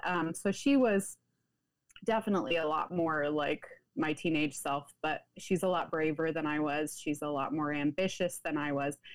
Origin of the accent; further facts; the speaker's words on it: Pacific Northwest, United States; I grew up in the United States, the Pacific Northwest to be specific